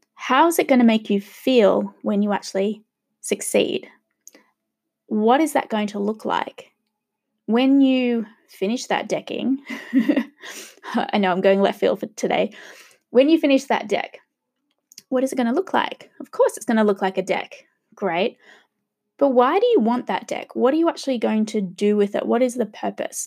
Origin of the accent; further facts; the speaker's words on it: Australia; also born or lived in Sydney, Australia; I am gonna be a true Aussie